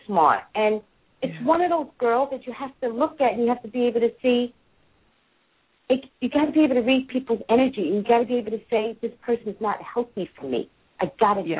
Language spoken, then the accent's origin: English; New York, United States; I'm from New York